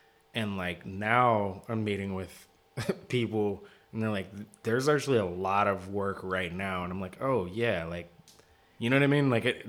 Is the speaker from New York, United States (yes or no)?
no; Seattle, Washington, United States; My hometown.